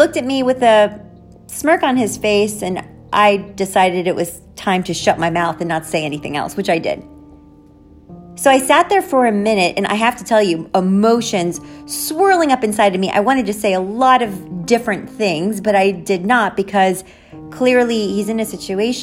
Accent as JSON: {"language": "English", "town": "Jersey City", "region": "New Jersey", "country": "United States", "said": "Jersey City, where I'm from"}